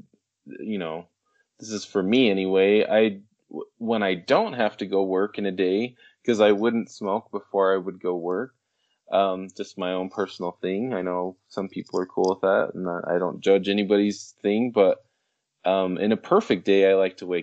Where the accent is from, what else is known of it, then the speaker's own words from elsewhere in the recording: Idaho, United States; I'm from Idaho